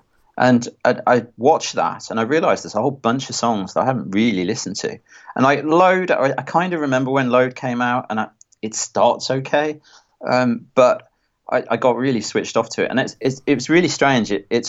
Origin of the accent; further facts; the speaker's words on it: Stourbridge, West Midlands, United Kingdom; I come from Near Stourbridge, and there was … and …, and I would sort of get into that.